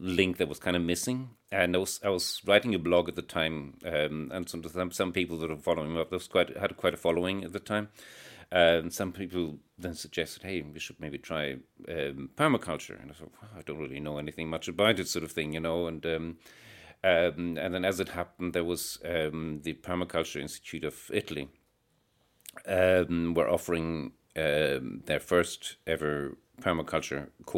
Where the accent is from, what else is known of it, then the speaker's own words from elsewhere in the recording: Ireland; And it turned out there's quite a movement in Ireland, although it's a very loosely organized thing. Being Irish, you know, it's all very, very...